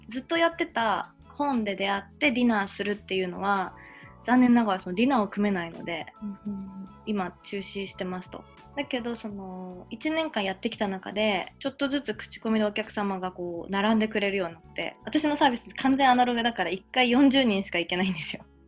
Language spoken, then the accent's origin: Japanese; Tokyo, Japan; 私3月生まれなんですよで東京出身なんです